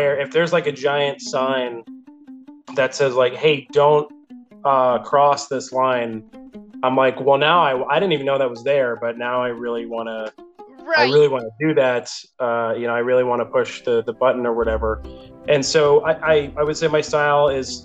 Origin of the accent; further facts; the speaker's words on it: New Jersey, United States; now in North Carolina, United States; I'm from New Jersey. That's where I came out of my parents. I moved to North Carolina in 2007. I went to school here.